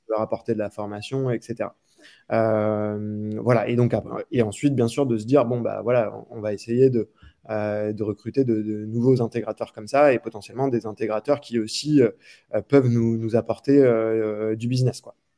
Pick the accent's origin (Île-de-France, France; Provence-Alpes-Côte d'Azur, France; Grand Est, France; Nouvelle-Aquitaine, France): Grand Est, France; Reims; moved away as an adult; also born or lived in Paris; J'étais de Reims à la base